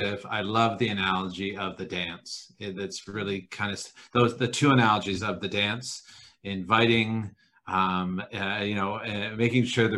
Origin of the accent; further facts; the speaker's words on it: Brantford, Ontario, Canada; I grew up in Brantford, which is right beside Six Nations.